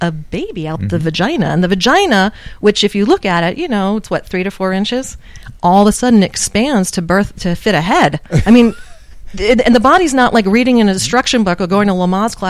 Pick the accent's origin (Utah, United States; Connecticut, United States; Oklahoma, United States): Connecticut, United States; Waterford; I grew up in Waterford, Connecticut. So I'm a Jewish girl from the East Coast